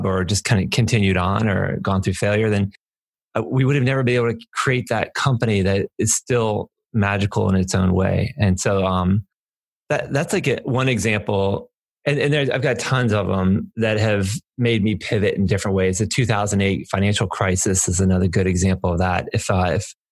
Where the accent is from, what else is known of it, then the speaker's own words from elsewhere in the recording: New Orleans, Louisiana, United States; now in Delaware, United States; I'm from New Orleans. My parents lived in Louisiana